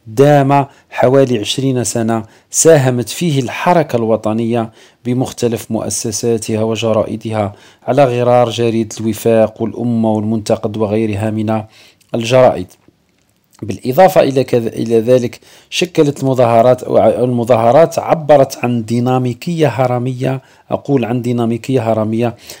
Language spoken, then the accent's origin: Arabic; Algeria; عندنا في الجزائر